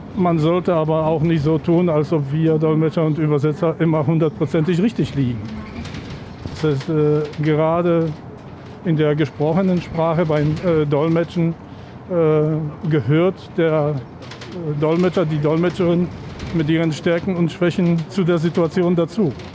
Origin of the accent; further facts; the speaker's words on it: Poland; moved away as an adult; also born or lived in Potsdam; Da bin ich nach Potsdam als Pole aus Novosul.